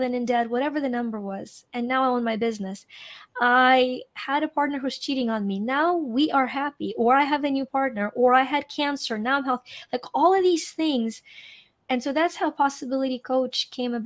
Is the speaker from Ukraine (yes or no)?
yes; Ukraine; now in United States; I'm Ukrainian. And, I grew up in Ukraine.